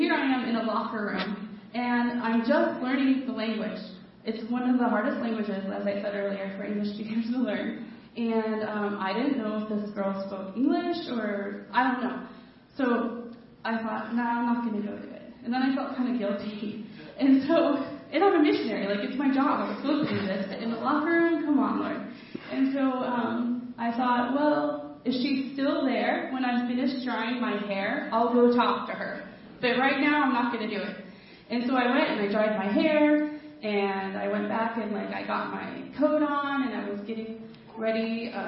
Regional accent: Colorado, United States; moved away as an adult; now in Tartu, Estonia; I'm from America. I'm from Colorado. And I live in this neighborhood in Tartu, Estonia

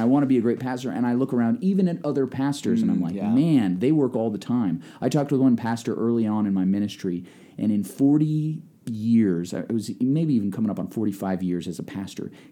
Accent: Nebraska, United States

